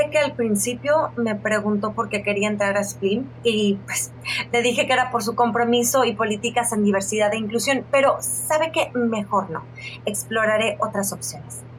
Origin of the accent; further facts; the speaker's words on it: Hidalgo, Mexico; De Hidalgo.